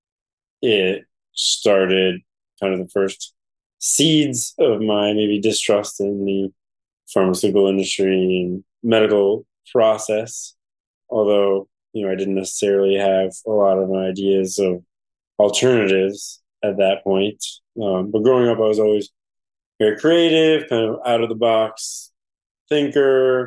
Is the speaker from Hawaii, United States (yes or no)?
no; New Haven, Connecticut, United States; I grew up in Westville in New Haven